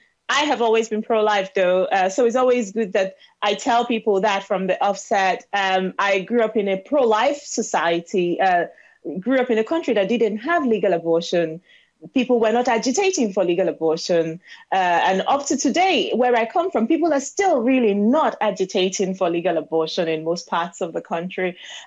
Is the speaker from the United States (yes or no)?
no; southeastern Nigeria, Nigeria; moved away as an adult; now in United Kingdom; I am a Nigerian woman living in the United Kingdom, born and raised in the southeastern part of Nigeria